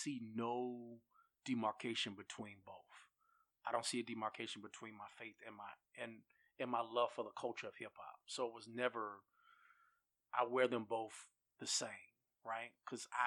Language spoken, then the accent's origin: English; Greensboro, North Carolina, United States; I'm from Greensboro